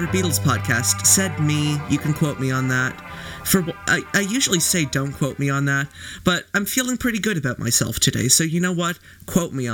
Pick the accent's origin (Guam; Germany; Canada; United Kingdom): Canada; as a Canadian